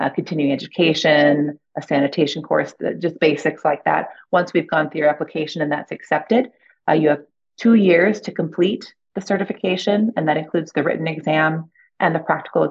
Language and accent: English; Ohio, United States; moved away; also born or lived in Boston / New York; I'm from Ohio.